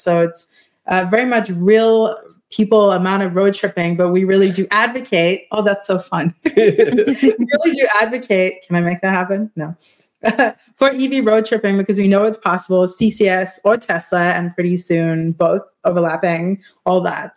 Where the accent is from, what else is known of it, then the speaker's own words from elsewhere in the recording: South Africa; I'm South African